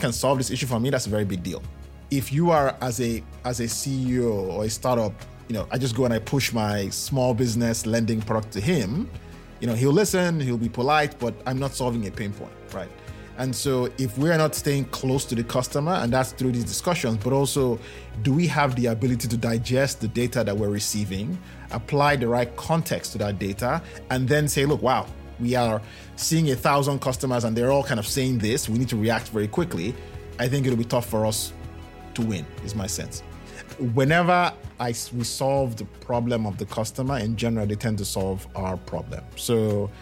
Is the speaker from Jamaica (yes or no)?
no; Nigeria; I'm Nigerian